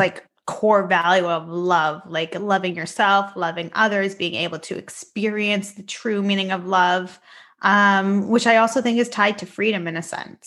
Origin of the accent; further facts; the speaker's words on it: Richmond Hill, Ontario, Canada; I am formally born and raised in Richmond Hill, Ontario, and that's where I'm living right now as well